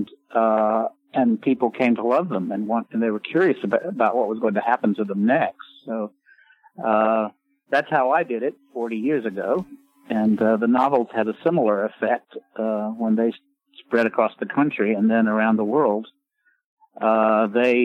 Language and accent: English; Raleigh, North Carolina, United States; moved away; my signing in Raleigh, in my hometown